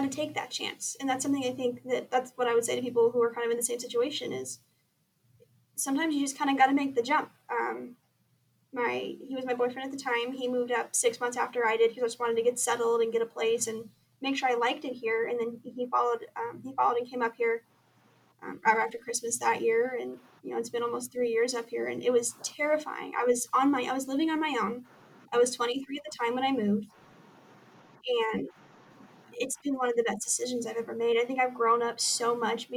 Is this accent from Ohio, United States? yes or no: no; Southern California, United States; moved away as an adult; now in Lewiston, Idaho, United States; I was born and raised in Southern California